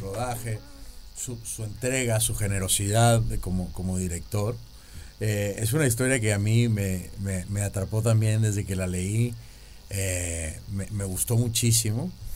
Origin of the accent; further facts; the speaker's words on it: Venezuela; a mí nunca me ha tocado trabajar como venezolano